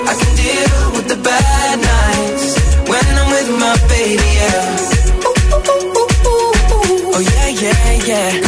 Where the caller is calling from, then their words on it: Madrid, Community of Madrid, Spain; Soy … de Madrid.